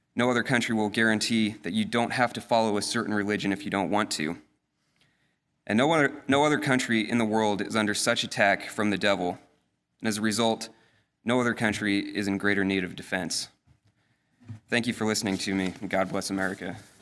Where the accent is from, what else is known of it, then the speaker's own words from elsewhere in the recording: northeastern Colorado, United States; moved away; also born or lived in Denmark; I grew up in Colorado, in an area not much different from the Central Valley